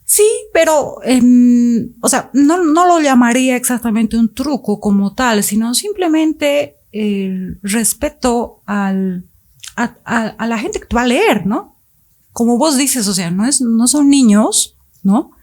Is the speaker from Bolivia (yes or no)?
yes; Bolivia; also born or lived in Mexico City, Mexico; soy boliviana, pero partí con ellos y vivimos algunos años en Ciudad de México